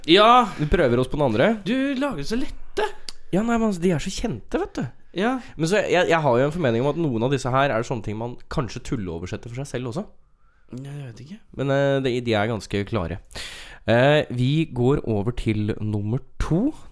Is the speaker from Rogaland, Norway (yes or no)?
yes; Stavanger, Rogaland, Norway; Jeg kommer fra Stavanger, og så Og så har vi vært ute